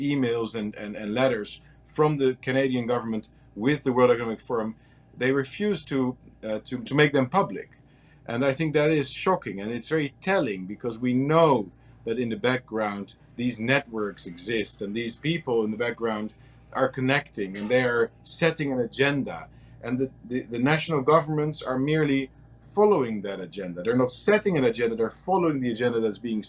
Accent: Netherlands; I'm from the Netherlands in Europe, a relatively small country

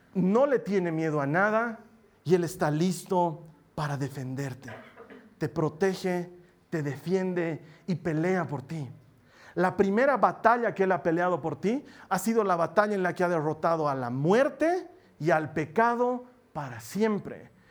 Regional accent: Bolivia

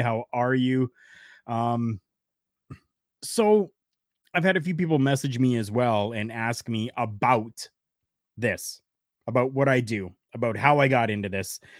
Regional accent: Canada; I am Canadian. Proudly Canadian.

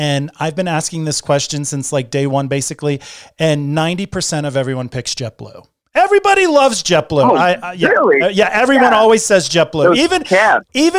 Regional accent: Connecticut, United States; I was born in Connecticut

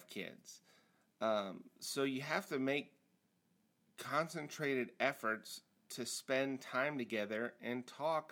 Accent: Nebraska, United States; moved away; also born or lived in Hawaii / Kansas City; I grew up in Nebraska in the 80s

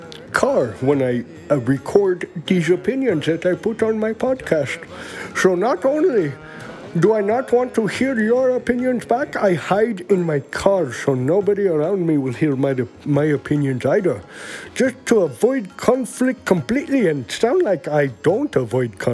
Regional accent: India; moved away; I'm from India with millions and millions

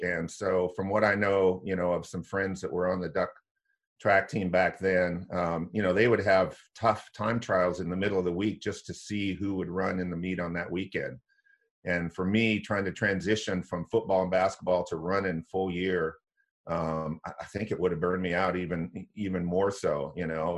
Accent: Corvallis, Oregon, United States; I grew up in Corvallis

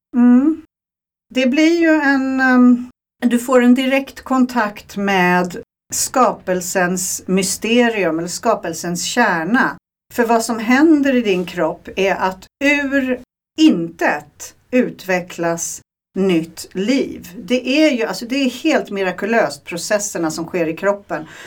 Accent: Sweden; moved away; jag är svensk i grunden

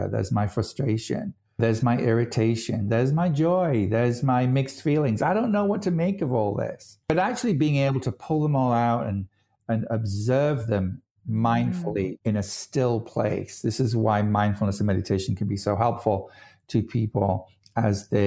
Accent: United Kingdom; I'm British.

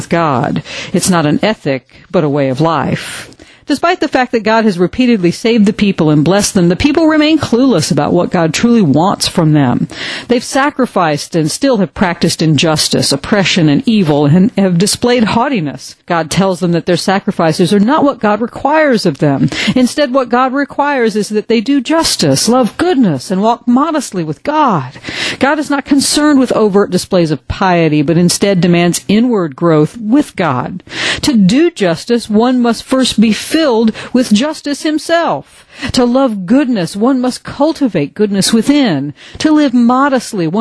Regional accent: a small community north of Atlanta, Georgia, United States; In my hometown, a small community north of Atlanta

